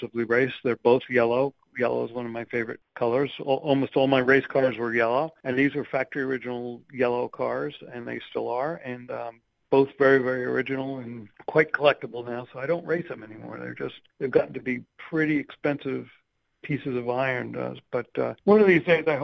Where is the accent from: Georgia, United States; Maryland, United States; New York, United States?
New York, United States; New Rochelle; moved away as an adult; also born or lived in Jacksonville, Florida / Chicago, Illinois; I grew up in New Rochelle, New York